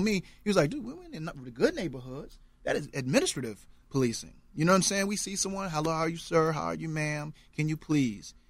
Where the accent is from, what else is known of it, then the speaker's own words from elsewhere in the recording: Norfolk, Virginia, United States; I grew up in Norfolk, 42 miles east of, of Southampton County